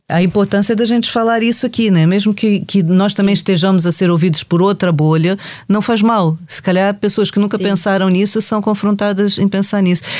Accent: Brazil; now in Portugal; a gente sai do Brasil, mas o Brasil não sai de nós

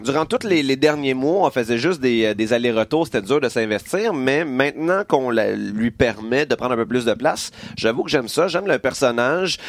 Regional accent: Quebec, Canada; en tant que Québécois

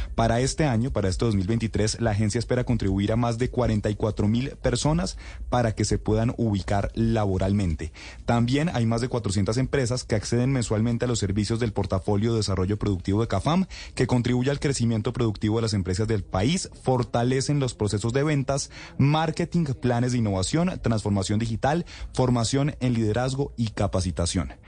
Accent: Bogotá, Colombia; yo sí soy bogotano orgulloso

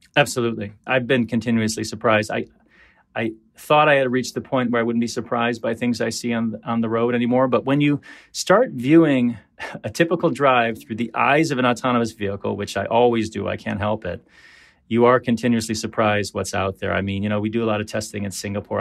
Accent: Detroit, Michigan, United States; When I was growing up in Detroit in the seventies

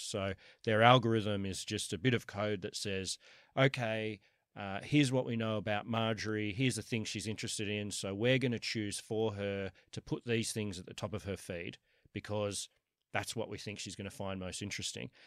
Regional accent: Sydney, New South Wales, Australia; moved away as an adult; also born or lived in New York; I was I was born in Kensington, went to UNSW. I've always lived uh, around here, other than for the last 10 years, I've been in, uh, in New York.

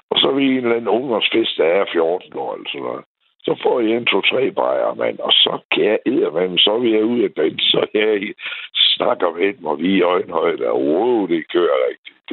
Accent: Aarhus, Central Denmark Region, Denmark; jeg er jo fra Aarhus her.

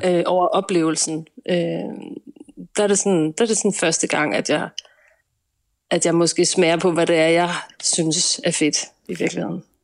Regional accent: Nyborg, Southern Denmark, Denmark; vi er i Nyborg, 5800 Nyborg, ja. øh, hvor jeg er vokset op

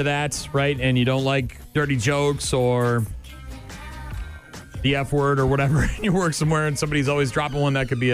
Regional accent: Nashua, New Hampshire, United States; when I was a kid growing up in Nashua, New Hampshire

